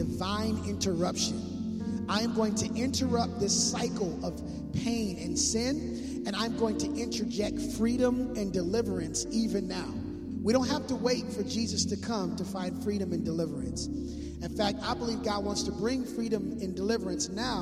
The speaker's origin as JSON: {"language": "English", "town": "Minneapolis", "region": "Minnesota", "country": "United States", "moved": "yes", "lives_now": "West Coast, United States", "said": "I'm from Minneapolis, Minnesota, so I don't have as thick blood as I used"}